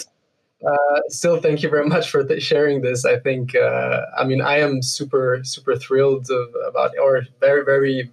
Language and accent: English; Aleppo, Aleppo Governorate, Syria; moved away; I grew up in Syria. I spent my childhood in Aleppo